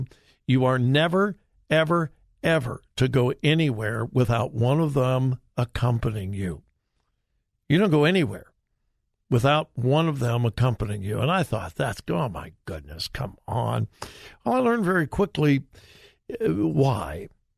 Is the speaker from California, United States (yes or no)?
yes; California, United States; now in Ohio, United States; I've spent the overwhelming majority of my life right here in the promised land of Ohio. But I'm from California, so any story about California catches my attention.